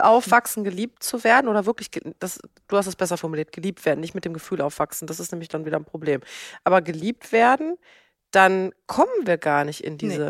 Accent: Germany; ich bin in Deutschland geboren, in einer gut situierten Lehrerfamilie

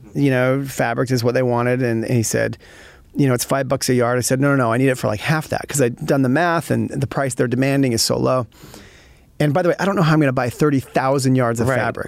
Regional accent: Utah, United States; moved away; also born or lived in Connecticut; I'm originally from Utah

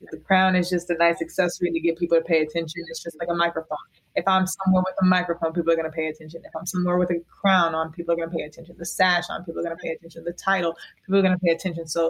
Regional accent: Raleigh, North Carolina, United States; born or raised there

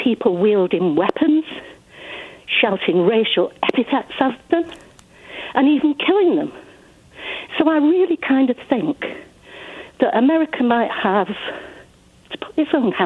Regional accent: England, United Kingdom; I was growing up in England in the 50s and the 60s, which gives you some idea how old I am.

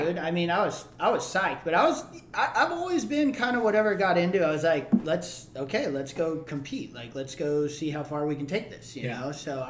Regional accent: Hawaii, United States; And I'm growing up in Hawaii. And back then I had even more red hair.

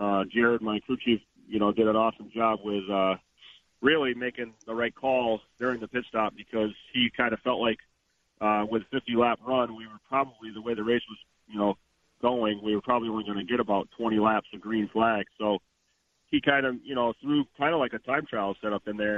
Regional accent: Stafford, Connecticut, United States; born or raised there

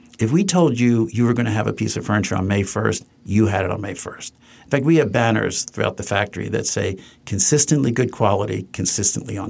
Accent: Trenton, New Jersey, United States; Judith Light's parents and my parents were best friends for years growing up in Trenton, New Jersey

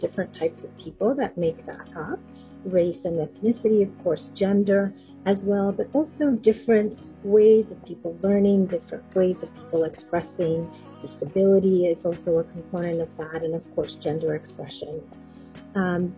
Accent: Puerto Rico; I grew up in Puerto Rico, even though my family's from the Dominican Republic

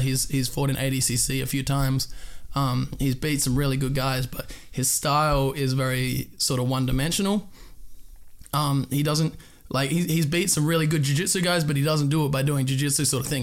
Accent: Perth, Western Australia, Australia; moved away; I'm from Perth, Western Australia

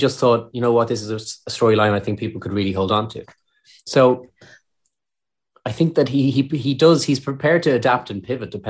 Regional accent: Ireland; accent: Irish; being an Irish actor in the UK

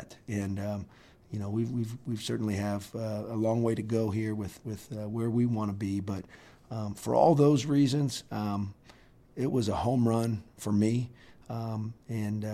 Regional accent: Columbus, Ohio, United States; moved away as an adult; now in Normal, United States; I'm in my hometown. I'm working for a guy that I love.

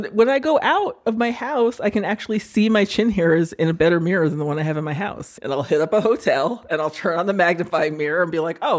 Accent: Los Angeles, California, United States; I'm from LA.

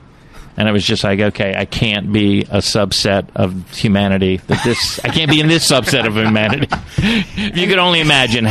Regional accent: Silver Spring, Maryland, United States; also born or lived in Plantation, Florida; A couple places. Silver Spring, Maryland.

